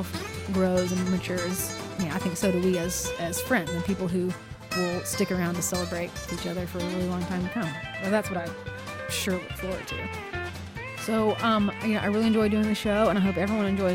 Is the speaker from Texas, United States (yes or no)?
yes; Weatherford, Texas, United States; growing up in Weatherford, I find that is a lot of inspiration for my work.